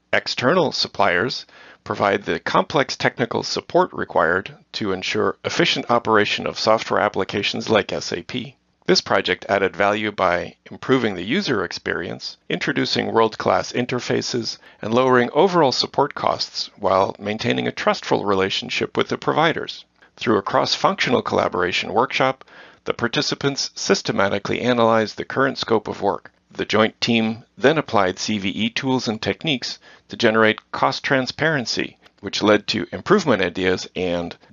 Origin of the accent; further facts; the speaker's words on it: Netherlands; I was born and raised in the Netherlands.